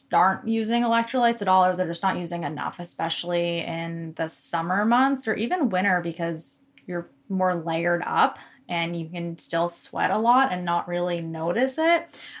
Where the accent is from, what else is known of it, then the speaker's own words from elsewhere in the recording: Newmarket, New Hampshire, United States; There's like four gyms up north, whereas, you know, I'm from Newmarket where there's four gyms in every town.